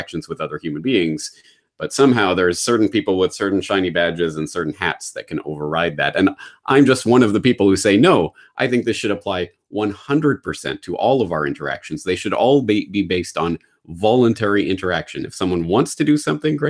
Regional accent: Canada; as a Canadian

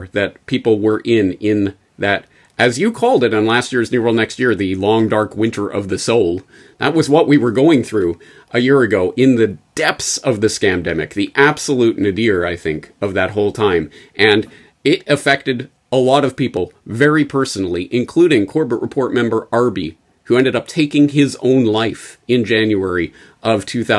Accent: Canada; But for me, as a Canadian, I think you know what I'm going to pick as the story of the year.

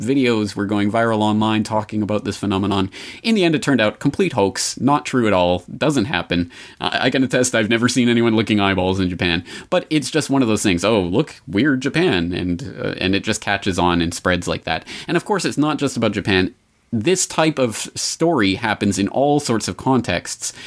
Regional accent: Canada; as a Canadian

